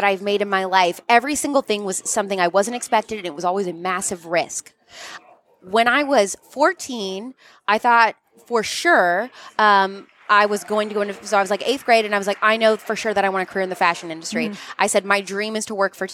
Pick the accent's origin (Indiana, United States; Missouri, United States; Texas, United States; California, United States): Indiana, United States; outside Louisville, Southern; I grew up right outside of Louisville in Southern Indiana